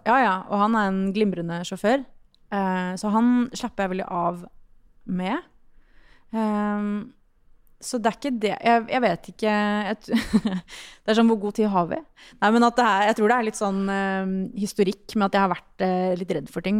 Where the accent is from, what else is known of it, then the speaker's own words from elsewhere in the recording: Sørlandet, Southern Norway, Norway; Jeg er jo fra Sørlandet